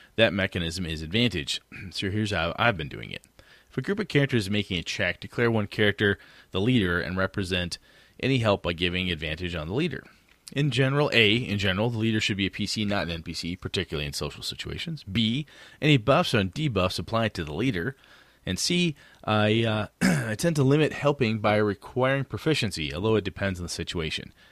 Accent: Wausau, Wisconsin, United States; I run a small gaming convention up in my hometown, about, you know, fifteen hundred people, and, uh, up in Wausau, Wisconsin

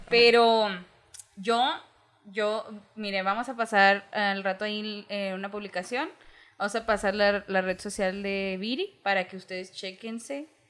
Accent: Ciudad Juárez, Chihuahua, Mexico; yo vengo de Ciudad Juárez.

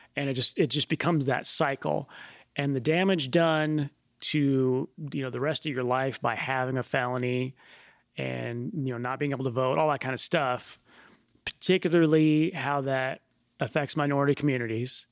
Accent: United States; growing up in the United States

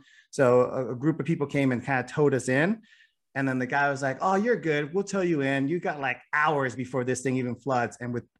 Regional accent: West Coast, United States; I grew up on the West Coast

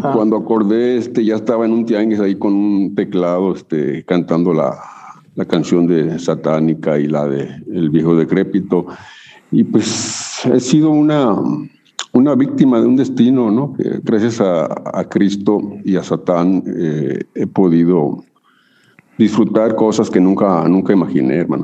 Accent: Chihuahua, Mexico; now in Tijuana, Mexico; yo nací en Chihuahua

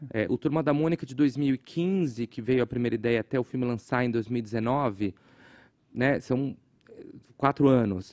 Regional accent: Guarulhos, São Paulo, Brazil; eu cresci em Guarulhos, é, que eu sempre chamei de Gotham City sem o Batman

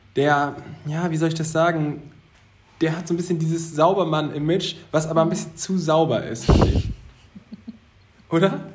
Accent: Zeven, Lower Saxony, Germany; auf Zeven, da wo ich herkomme, auf dem Dorf

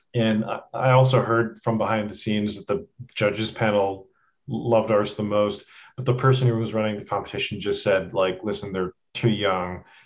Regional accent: Edmonton, Alberta, Canada; moved away as an adult; also born or lived in Toronto; I'm like from Edmonton

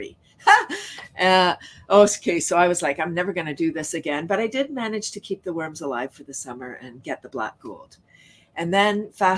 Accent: Toronto, Ontario, Canada; I grew up in Toronto, largest city in Canada

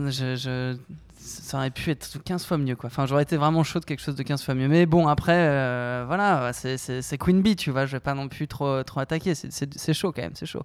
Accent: Paris, Île-de-France, France; also born or lived in Flayosc, Provence; Je suis parisien, euh, cent pour cent. Je suis né dans le sud, quand même. Je suis né à Draguignan

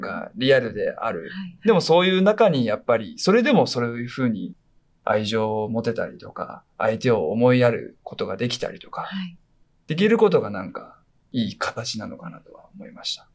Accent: Fukuoka, Japan; 福岡で、僕福岡なんですけど、はいはい、シャバ像って言うんですよ

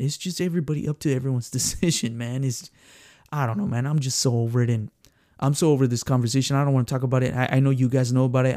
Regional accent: San Antonio, Texas, United States; born and raised here in San Antonio, Texas

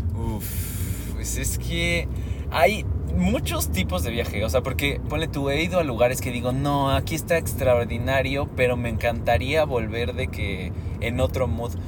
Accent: Mexico

